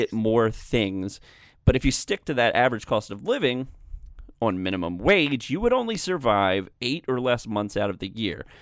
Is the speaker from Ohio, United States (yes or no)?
no; Maryland, United States; my home state of Maryland